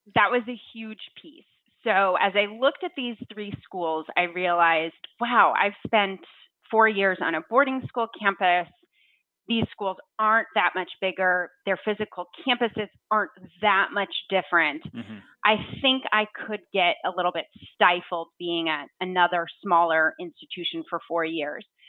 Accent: Williamstown, Massachusetts, United States; I grew up in Williamstown, Massachusetts, right near Williams College

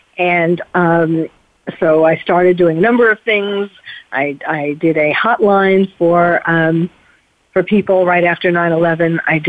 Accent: New York City, New York, United States; also born or lived in Paris; as someone who was born and bred in New York City, therefore who felt it really in the heart, as I do Paris, because I lived in Paris for 3 years

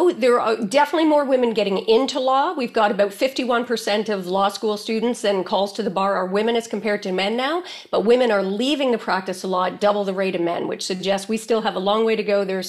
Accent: Canada; The U is because I'm Canadian. So if I say A, please forgive me in advance.

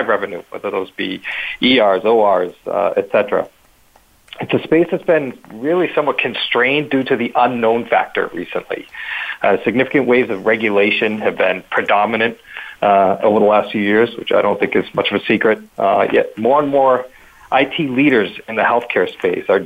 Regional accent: Boston, Massachusetts, United States; I'm from Boston, from the Northeast

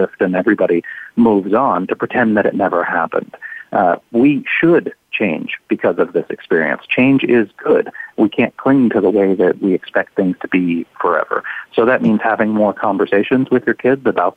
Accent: small town on the east coast of Canada, Atlantic Canada, Canada; my hometown, just a small town on the east coast of Canada, on the shores of the Atlantic Ocean.

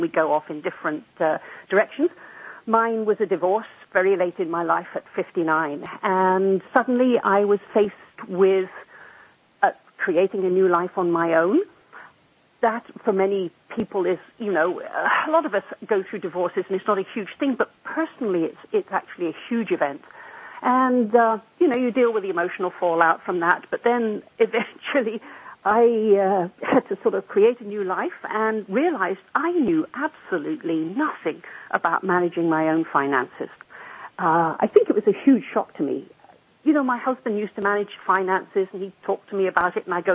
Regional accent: England, United Kingdom; moved away as an adult; also born or lived in Western Canada; now in Canada; I was born immediately after World War II in England, making me a leading edge baby boomer. I grew up in England.

